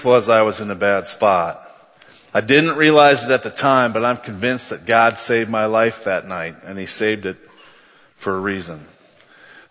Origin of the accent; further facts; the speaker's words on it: Cresco, Iowa, United States; moved away as an adult; also born or lived in Mason City, Iowa / Milwaukee / Atlanta / Cleveland, Ohio; I was born on September 16, 1966 in Mason City, Iowa